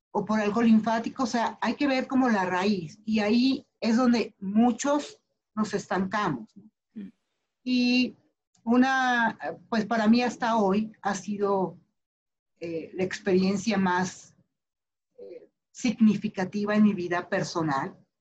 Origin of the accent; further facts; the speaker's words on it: Mexico City, Mexico; nací en la Ciudad de México, vivo en la Ciudad de México